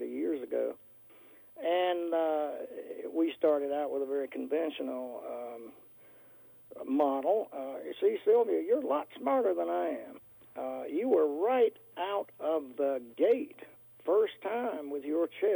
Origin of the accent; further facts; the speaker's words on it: North Carolina, United States; now in Northern Virginia, United States; I live in Northern Virginia, out in the country, and I grew up in North Carolina